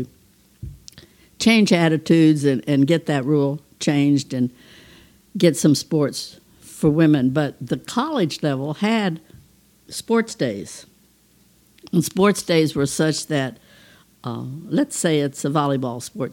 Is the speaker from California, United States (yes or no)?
no; St. Petersburg, Florida, United States; I had the great fortune of growing up in St. Petersburg, Florida